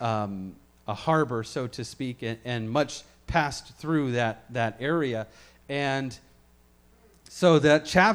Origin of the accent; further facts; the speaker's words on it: Memphis, Tennessee, United States; where I grew up in Memphis, we have a zoo